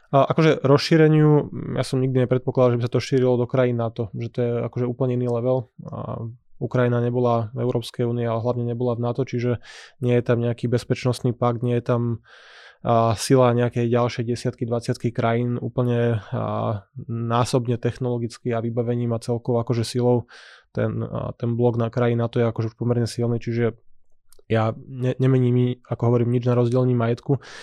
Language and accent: Slovak; Slovakia